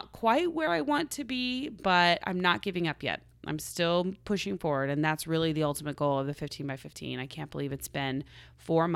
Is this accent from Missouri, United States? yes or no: no; Oklahoma, United States; now in Los Angeles, United States; I'm from Oklahoma, so we had lots of tornadoes.